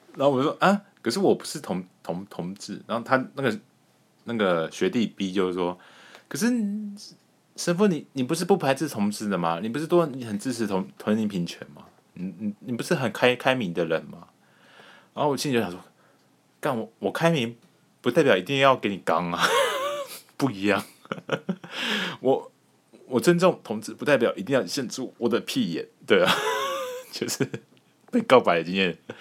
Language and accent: Chinese; Taiwan; 我们台湾人的本性